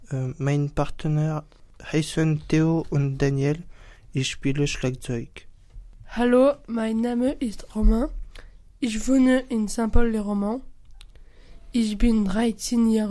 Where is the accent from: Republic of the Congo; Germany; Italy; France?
Germany; Mainz, Rhineland-Palatinate; French is a second language; j'ai 14 ans, je suis de Mayence. J'apprends le français depuis deux ans et demi.